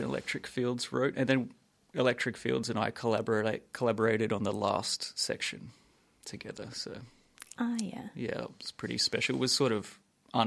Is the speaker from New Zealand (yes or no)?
no; Sunshine Coast, Queensland, Australia; moved away; I'm originally from the Sunshine Coast